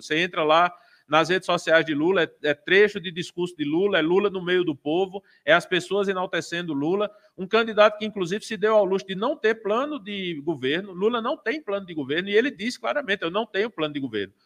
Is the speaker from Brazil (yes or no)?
yes; Brazil; como pessoa, como eleitor, como brasileiro